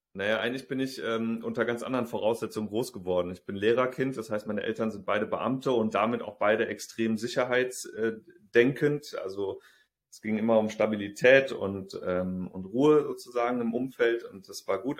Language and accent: German; Rhineland, Germany; moved away as an adult; also born or lived in Saxony / Hamburg; ich komme aus dem Rheinland, in Sachsen studiert